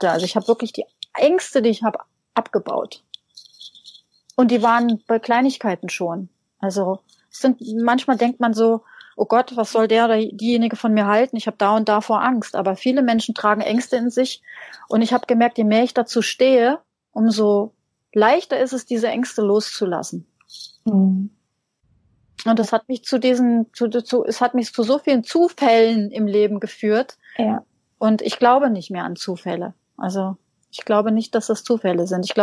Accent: Hesse, Germany; ich bin in einem kleinen, sehr kleinen Dorf aufgewachsen in Hessen.

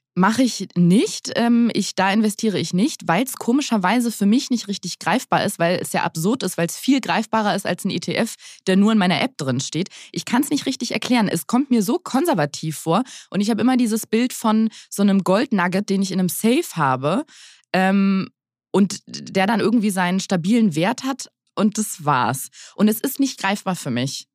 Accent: Berlin, Germany; meine Mutter ist zwar aus dem Schwabeländler, aber ich bin ähm, die letzte in Berlin geborene Berlinerin

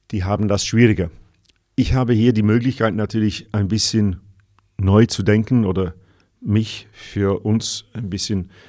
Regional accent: North West England, United Kingdom; German is a second language; moved away as an adult; Ich bin Brite, geboren 1955, äh, wuchs im Nordwesten Englands auf, habe dann zuerst Musik studiert auf der anderen Seite vom äh, nördlichen England, nämlich in Sheffield, aber auch in London. Ging dann 1977 nach Deutschland

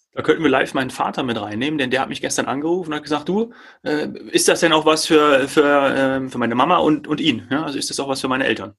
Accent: Germany; hier bei uns in Deutschland

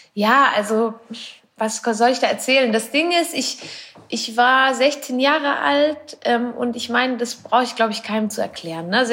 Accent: Switzerland; Ich bin aus der Schweiz. Ich wohne dort auch immer noch.

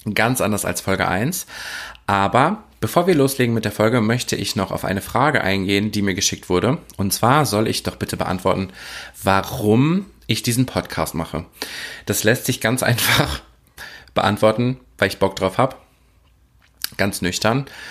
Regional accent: Oer-Erkenschwick, North Rhine-Westphalia, Germany; ich komme ja aus Ohrerkenschwick. Ich bin einer der wenigen Menschen, ich glaube, es sind sogar unter zehn Menschen, die im Personalausweis oder in ihren Daten angegeben haben, dass der Geburtsort Or Erkenschwick ist

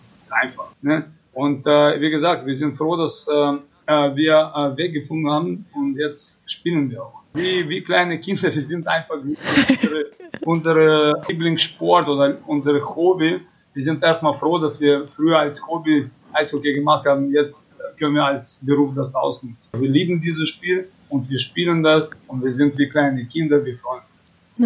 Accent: Kazakhstan; also born or lived in Iserlohn, Germany; now in Krefeld, Germany; ich bin in Kasachstan geboren und früher war mein Kasachstan Heimat

